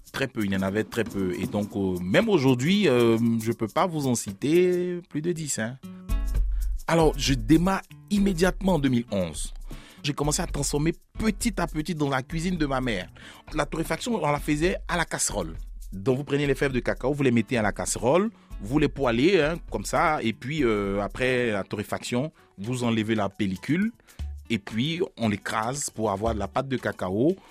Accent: Abidjan, Côte d’Ivoire; also born or lived in Bangolo; Je suis né à Bangolo, à 500 km de la capitale, à Abidjan, et j'arrive avec mes parents à Abidjan, la capitale. Je grandis à partir de deux ans jusqu'à aujourd'hui

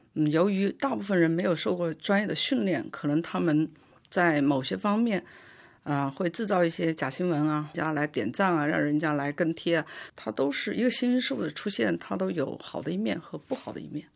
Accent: China; moved away as an adult; now in France; WeChat其实就是我们中国人现在用的最多的微信

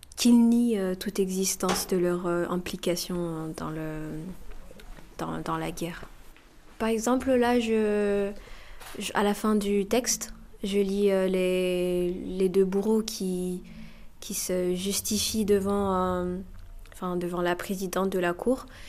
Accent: Muranga, Southern Province, Rwanda; now in Lyon, France; je viens du Rwanda, euh, d'une village qui s'appelle Muranga, c'est dans le sud du pays.

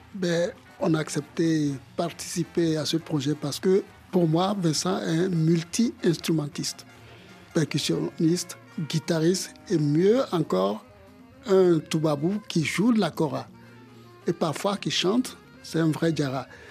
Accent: Bamako, Mali; moved away; also born or lived in Benin; j'ai vécu une bonne partie de mon enfance à Bamako au Mali

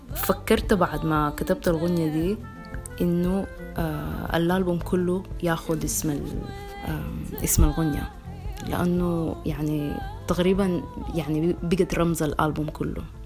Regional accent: Sudan; now in London, United Kingdom; عندنا في السودان

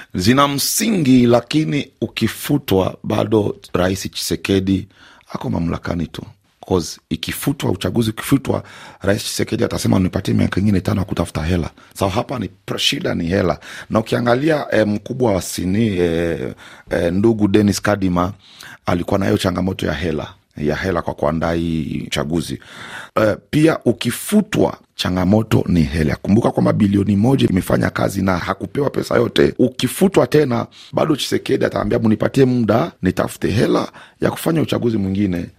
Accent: DR Congo; kama mkongomani halisi

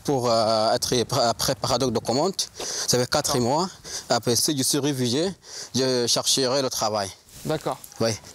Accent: Darfur, Sudan; French is a second language; moved away as an adult; also born or lived in Libya / Italy; now in Calais, France; J'ai quitté le Darfour

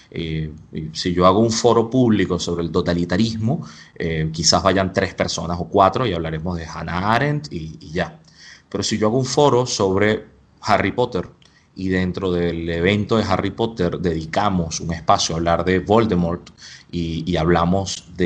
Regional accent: Spain; Yo soy español, pero siento que en España soy un buen turista.

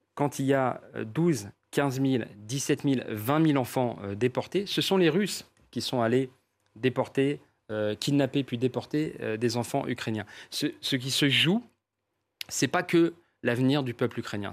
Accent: Paris, Île-de-France, France; je suis parisien

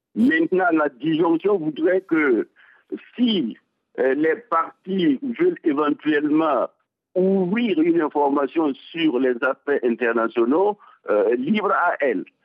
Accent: Burkina Faso; chez nous, au Burkina

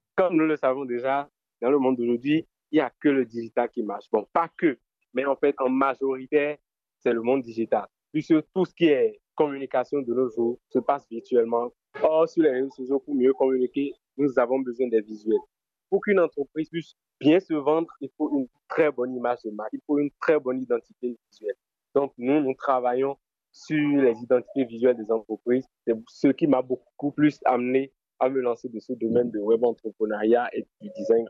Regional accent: Benin; je suis béninois, je viens du centre-ville

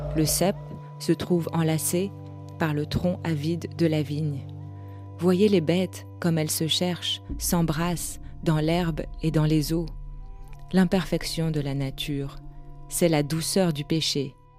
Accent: France; J'ai grandi en France

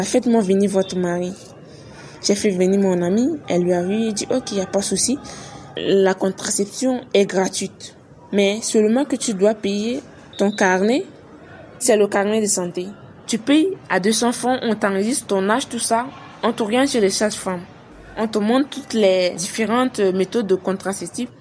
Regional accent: Chad; chez nous au Tchad

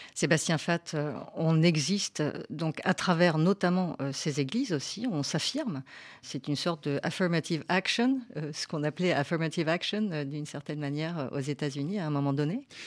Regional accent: Madagascar; now in France; je viens de Madagascar et moi j'habite à Alimey, à côté Mantes-la-Jolie.

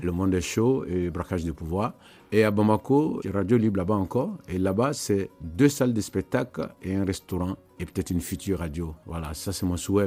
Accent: Côte d’Ivoire; dans ma ville natale en Côte d'Ivoire

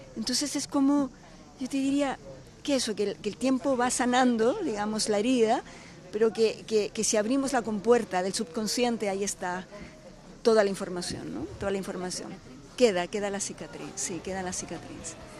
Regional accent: Chile; siendo chilena

